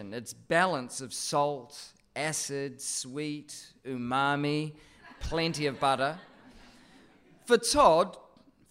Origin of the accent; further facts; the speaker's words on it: Christchurch, Canterbury, New Zealand; moved away as an adult; now in Sydney, Australia; my hometown of Christchurch